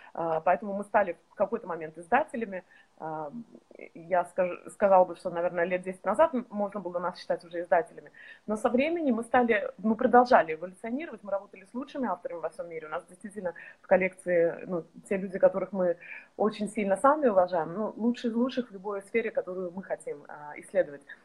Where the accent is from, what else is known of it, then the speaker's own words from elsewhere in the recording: Estonia; moved away; сейчас мы находимся в Эстонии, а, откуда я родом издавна.